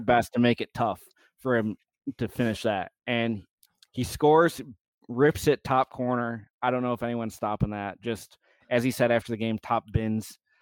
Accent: United States; as an American

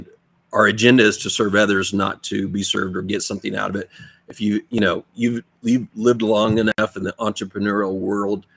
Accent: Grand Terrace, California, United States; also born or lived in Colton, California; I came from Grand Terrace

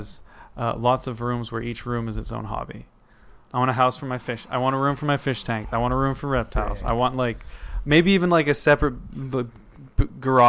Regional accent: Sechelt, British Columbia, Canada; I was born in Sea Shelton

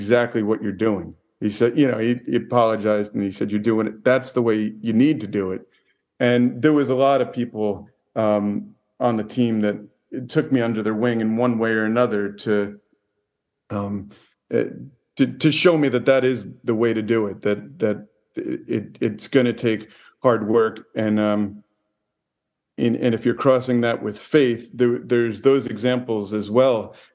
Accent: New Jersey, United States; moved away; also born or lived in Hollywood; I grew up in New Jersey and in a town full of tough guys in a football town

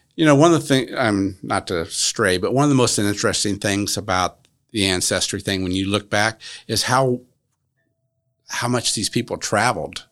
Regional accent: Marion, Indiana, United States; Well, I'm a native Marion. I was raised in Marion, and I actually was raised in the downtown area.

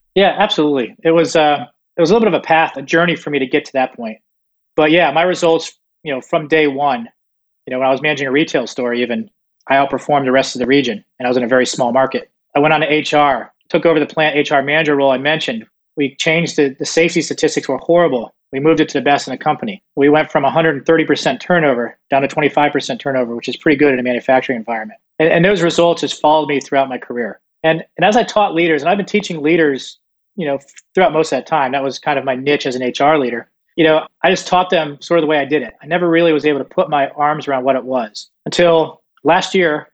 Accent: Southeast Florida, United States; also born or lived in Northeast United States; I was born in Northeast and then moved to Southeast Florida. Grew up a fairly normal childhood

